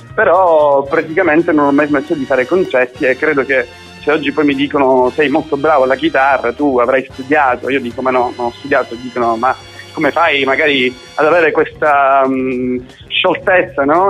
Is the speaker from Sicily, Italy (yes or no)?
yes; Sicily, Italy; moved away; also born or lived in Australia